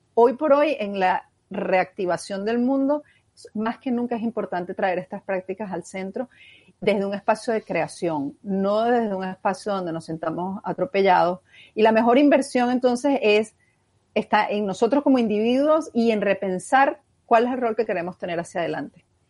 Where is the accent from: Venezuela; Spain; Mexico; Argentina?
Venezuela; como venezolanos